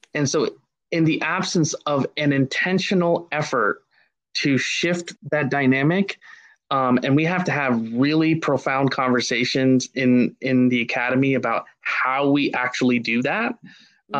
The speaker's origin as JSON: {"language": "English", "region": "Ohio", "country": "United States", "tie": "born or raised there", "said": "growing up in Ohio"}